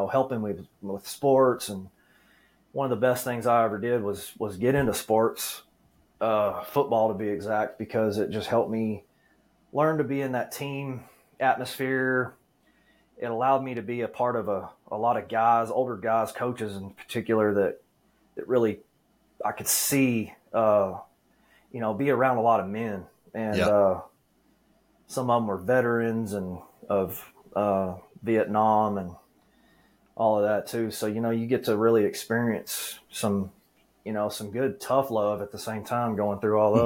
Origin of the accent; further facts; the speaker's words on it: Dallas, Texas, United States; I was born here in Texas, Dallas. I've been born and raised in the DFW Metroplex all of my life.